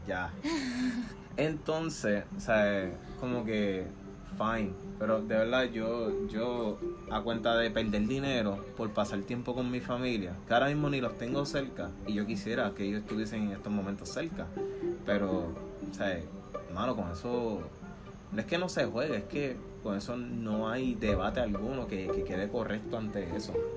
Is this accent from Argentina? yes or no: no; Puerto Rico; moved away; nosotros boricuas o sea, nosotros valoramos esos momentos, nosotros estamos criados en una cultura que se celebra Nochebuena en familia